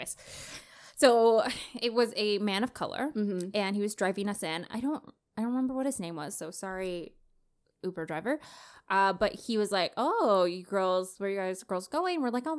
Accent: Toronto, Ontario, Canada; Oh, well, like, you know, I grew up in Canada.

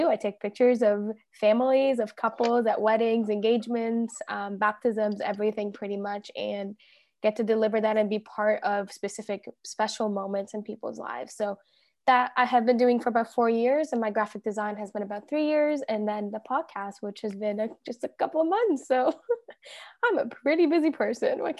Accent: Toronto, Ontario, Canada; also born or lived in Egypt / Dubai; clearly. Um, I'm 24. I turned 25 in just a few months, and I am from Toronto, Ontario, um, but originally from Egypt and was born in Dubai.

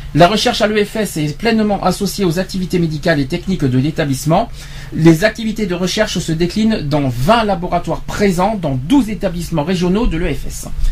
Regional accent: France; chez nous en France

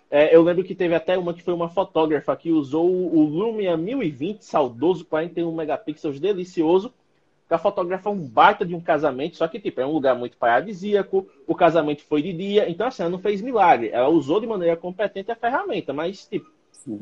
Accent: Penedo, Alagoas, Brazil; eu sou de Penedo, Alagoas. Penedo é uma cidade muito abençoada, porque temos aqui prédios históricos lindíssimos

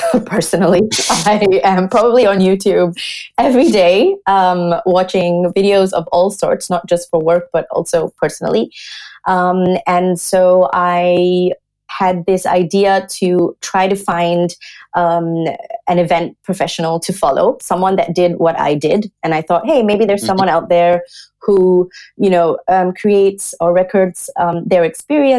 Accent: Singapore; also born or lived in Australia / London; now in Germany; I'm originally from Singapore

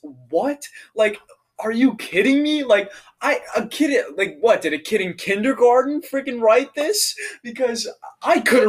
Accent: United States; I'm an American boy in his 20s

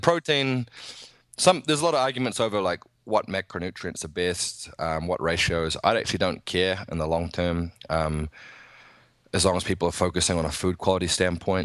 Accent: New Zealand; I'm from New Zealand

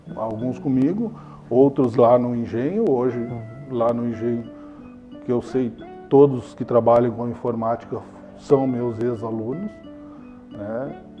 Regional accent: Dom Pedrito, Rio Grande do Sul, Brazil; also born or lived in Lavras do Sul / Pelotas; eu nasci aqui em Dom Pedrito. Né? E moramos aqui, eu morei aqui até os 5, 6 anos.

